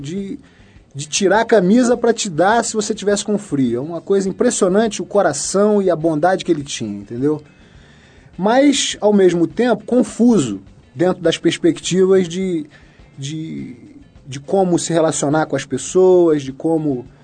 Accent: Rio de Janeiro, Brazil; Nascido e criado no Rio de Janeiro

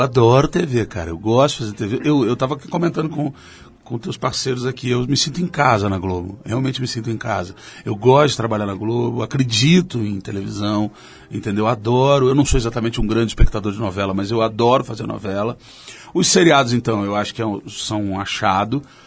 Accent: Rio de Janeiro, Brazil; como carioca

